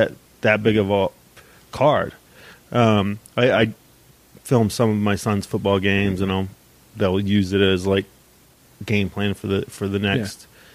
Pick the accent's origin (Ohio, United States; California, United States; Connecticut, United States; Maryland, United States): Ohio, United States; Dayton; I grew up in East Dayton